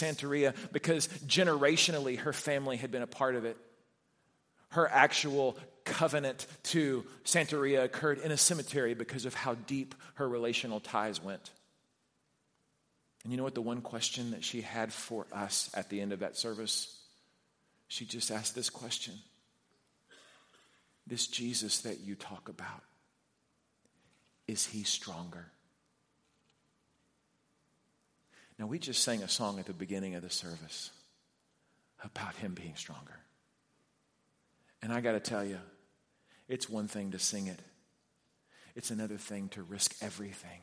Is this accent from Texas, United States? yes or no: yes; Houston, Texas, United States; I was a 9-year-old kid growing up in the Heights in Houston